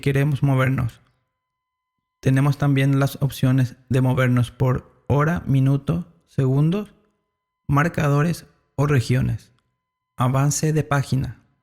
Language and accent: Spanish; Paraguay; yo soy de Paraguay